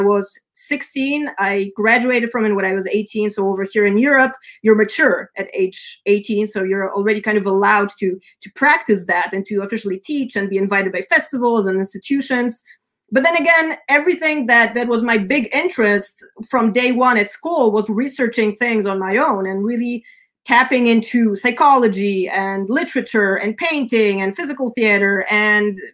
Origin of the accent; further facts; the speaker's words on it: San Diego, California, United States; moved away; also born or lived in Sweden; I was raised in California, and as a kid, you know, we would travel over summer or throughout the years living over there. It was around 4 years in San Diego